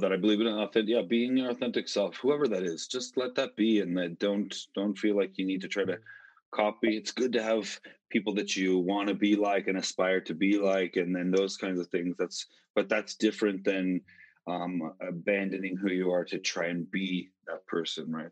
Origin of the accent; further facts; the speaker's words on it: Utah, United States; moved away as an adult; also born or lived in Colorado; originally from Utah, which is actually where I'm at right now. Um, I'm in my parents' home, the home that I grew up in.